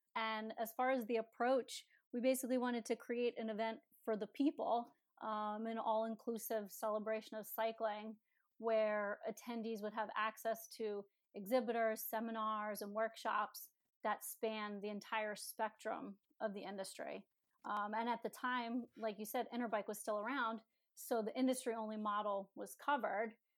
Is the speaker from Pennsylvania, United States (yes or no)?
yes; Philadelphia, Pennsylvania, United States; my heart was always in Philly since that's my hometown